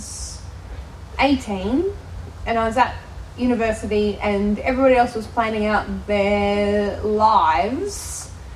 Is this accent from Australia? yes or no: yes; Australia; accent: Australian